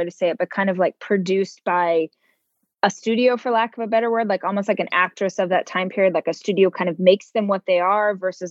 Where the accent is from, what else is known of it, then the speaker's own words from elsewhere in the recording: Bakersfield, California, United States; I'm from Bakersfield